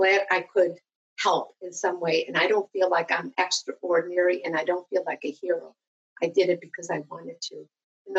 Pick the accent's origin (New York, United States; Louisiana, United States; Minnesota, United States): New York, United States; Western; I'm from Western New York. I was born and raised here.